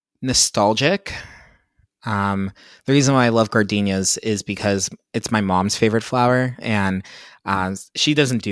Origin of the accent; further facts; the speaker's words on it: Pennsylvania, United States; I grew up in Pennsylvania.